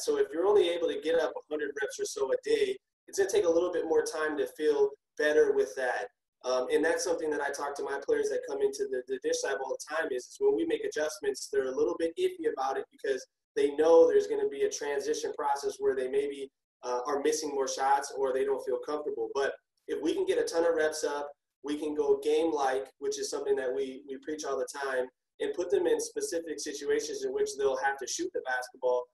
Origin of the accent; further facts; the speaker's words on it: Minneapolis, Minnesota, United States; born and raised in Minneapolis, Minnesota.